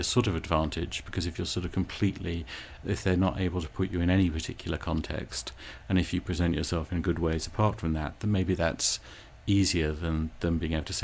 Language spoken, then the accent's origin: English; England, United Kingdom; now in United States; the extra little bit of me being English